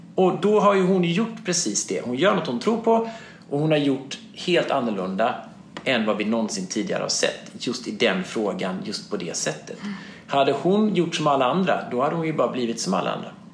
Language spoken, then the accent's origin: Swedish; Småland, Sweden; jag som är smålänning, född på 70-talet, från en entreprenörsfamilj